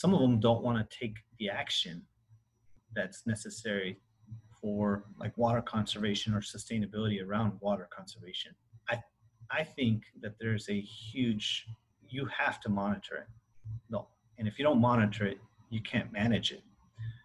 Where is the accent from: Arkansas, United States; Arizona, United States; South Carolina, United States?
Arizona, United States; Willcox; we grew up in Arizona, Wilcox, Arizona specifically